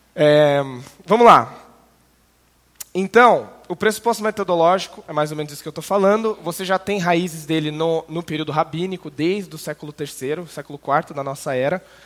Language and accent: Portuguese; interior of São Paulo, Brazil; moved away as an adult; also born or lived in Canada; now in Curitiba, Brazil; sou criado no interior de São Paulo, mas fui para Curitiba em 2011